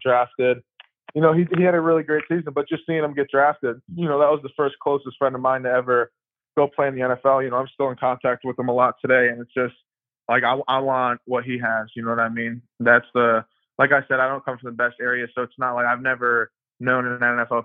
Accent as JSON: {"language": "English", "region": "Pennsylvania", "country": "United States", "also_born_or_lived": "Maryland", "moved": "as an adult", "lives_now": "Tuscaloosa, United States", "said": "I'm from Pennsylvania up in the country, so there's a lot more country boys here"}